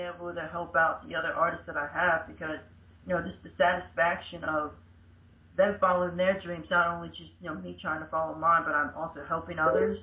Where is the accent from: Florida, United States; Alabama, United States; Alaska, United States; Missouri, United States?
Florida, United States; central; USA, Florida, central area, probably like 45 minutes away from Disney World